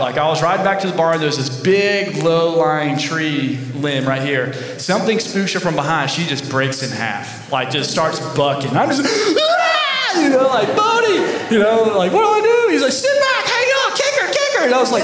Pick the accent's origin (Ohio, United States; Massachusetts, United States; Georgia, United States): Georgia, United States; moved away as an adult; now in Columbus, Texas, United States; I'm from Georgia, right? When you're from Georgia, you're not country as in like Texas